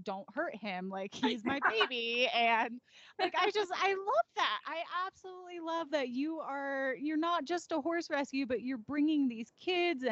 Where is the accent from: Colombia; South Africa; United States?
United States; Naperville, Illinois; now in Colorado, United States; I'm from Naperville